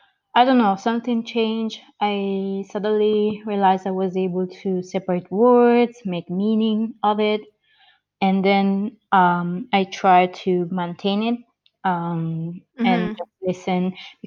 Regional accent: near Turin, Piedmont, Italy; English is a second language; also born or lived in Georgia, United States; I'm an adoptee from the U.S. I was born in Georgia in the 1990 and adopted to an Italian family in Italy. So I grew up there in the northern side, west side, actually.

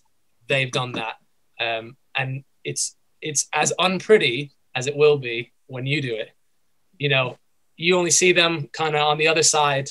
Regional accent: United States; moved away as an adult; now in United Kingdom; Originally, I'm from the United States.

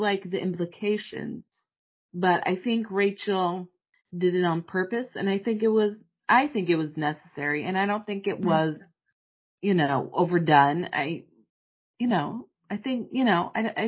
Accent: United States; accent: American; my American accent

